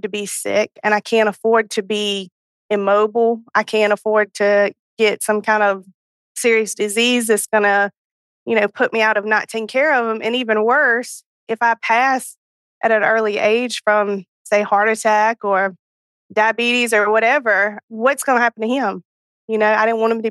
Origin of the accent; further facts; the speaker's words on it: North Carolina, United States; I am from North Carolina